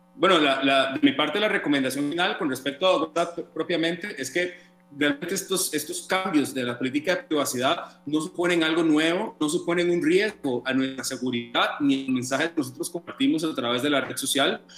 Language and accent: Spanish; Costa Rica